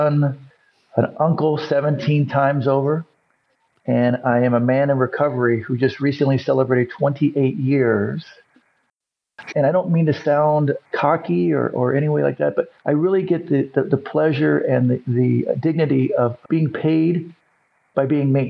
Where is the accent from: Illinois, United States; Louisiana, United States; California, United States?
California, United States; San Diego; I grew up in San Diego